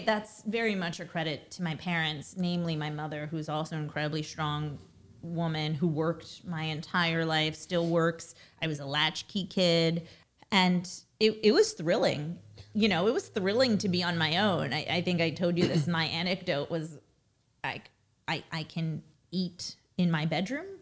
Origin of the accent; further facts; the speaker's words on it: New York City, New York, United States; first language Russian; English is a second language; I was born in Brooklyn, raised in Brooklyn